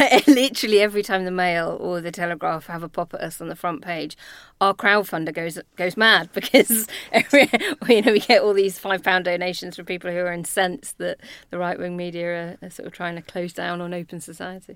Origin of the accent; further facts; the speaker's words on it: Northern Ireland, United Kingdom; accent: Belfast; moved away; When I was nine, we moved there because of my dad's job. And so I did my sort of secondary schooling there